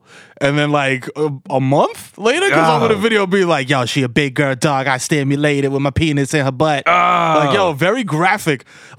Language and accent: English; New York, United States; we're from New York.